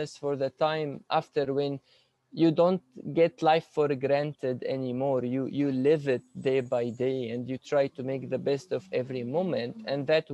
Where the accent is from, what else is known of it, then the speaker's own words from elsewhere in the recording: Damascus, Damascus Governorate, Syria; moved away as an adult; now in Canada; In Damascus, Syria, I was born and raised there